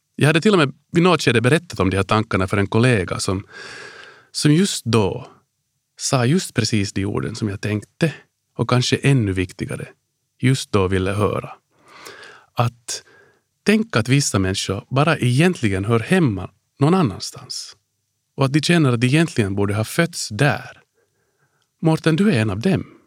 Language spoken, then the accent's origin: Swedish; Helsinki, Uusimaa, Finland; moved away as an adult; also born or lived in Washington DC, United States / Hanko, Finland / Ireland; Jag är född och uppvuxen på Drumsö i Helsingfors